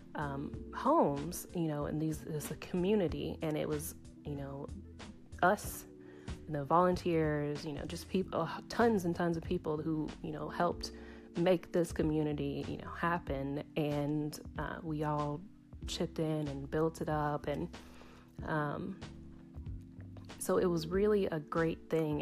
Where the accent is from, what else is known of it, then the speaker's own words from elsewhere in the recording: Tennessee, United States; I'm from Tennessee